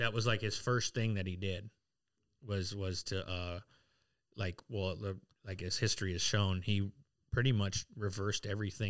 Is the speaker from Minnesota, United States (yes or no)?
no; Pine Ridge, South Dakota, United States; Like, I'm from Pine Ridge. I'm Lakota. I'm Oglala.